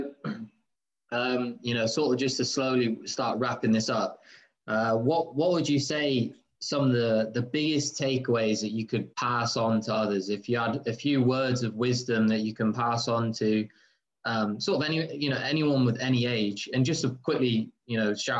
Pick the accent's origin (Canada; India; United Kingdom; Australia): United Kingdom; England; moved away; when I was growing up in England